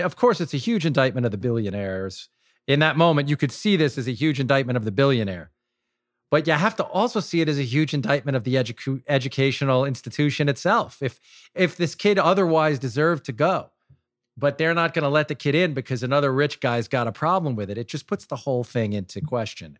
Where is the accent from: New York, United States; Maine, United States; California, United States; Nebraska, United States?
New York, United States; Long Island; growing up on Long Island